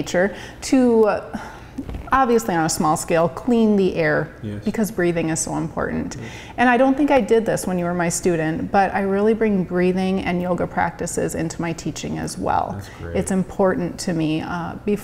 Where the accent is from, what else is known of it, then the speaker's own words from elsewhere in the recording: Lenox, United States; moved away; my hometown of Lenox